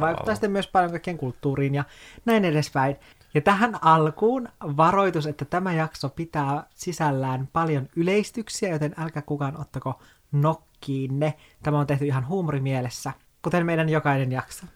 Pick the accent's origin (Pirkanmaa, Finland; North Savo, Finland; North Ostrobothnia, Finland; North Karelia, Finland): North Ostrobothnia, Finland; Oulu; born or raised there; moved away as an adult; also born or lived in Kemijärvi, Lapland / Helsinki; now in Espoo, Finland